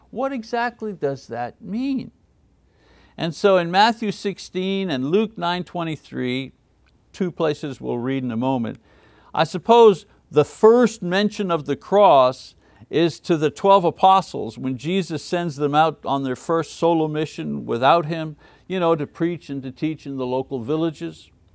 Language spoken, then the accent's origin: English; Montreal, Quebec, Canada; moved away; Montreal, my hometown in French Canada